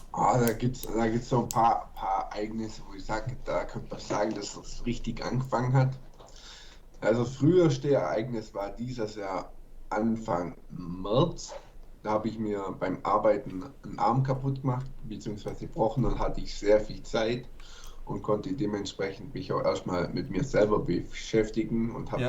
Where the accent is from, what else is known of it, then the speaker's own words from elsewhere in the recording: Germany; bei uns in Deutschland